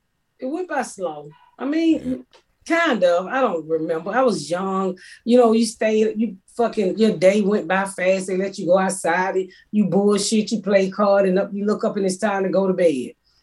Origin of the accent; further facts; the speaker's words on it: the South, United States; I'm from the South, and that's what we did.